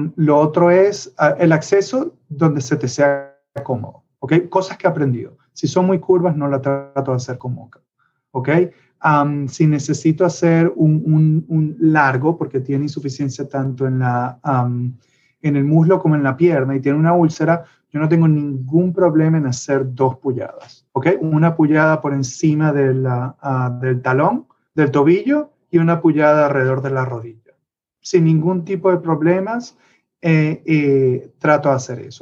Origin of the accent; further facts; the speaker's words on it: Venezuela; moved away; soy de Venezuela y eso siempre lo llevaré por dentro